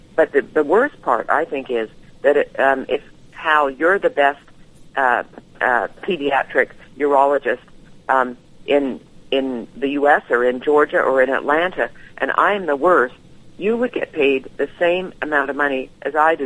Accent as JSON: {"language": "English", "town": "Vancouver", "region": "British Columbia", "country": "Canada", "tie": "born or raised there", "said": "I was born in, in Vancouver, uh, British Columbia"}